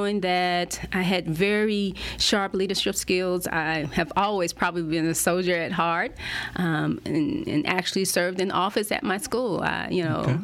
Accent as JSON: {"language": "English", "town": "Pensacola", "region": "Florida", "country": "United States", "tie": "born or raised there", "also_born_or_lived": "Washington, D.C. / Maryland / Germany / South Korea", "moved": "yes", "said": "the projects that I grew up in Pensacola"}